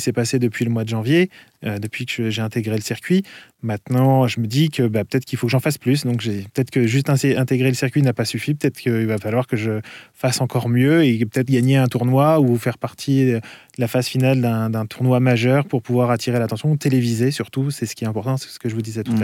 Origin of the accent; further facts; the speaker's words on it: France; je suis français.